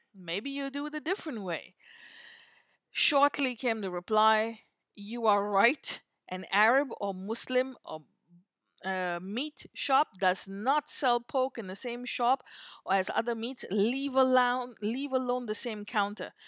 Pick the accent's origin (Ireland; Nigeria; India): India; moved away; I grew up in India